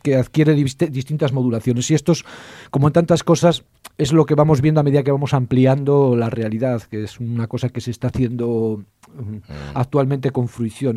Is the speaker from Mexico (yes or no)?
no; El Bierzo, Castile and León, Spain; yo que soy del Bierzo, porque nosotros somos de tierra, somos una frontera en toda nuestra extensión